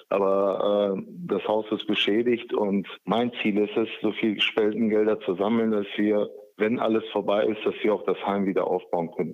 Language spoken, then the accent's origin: German; North Rhine-Westphalia, Germany; bei uns in NRW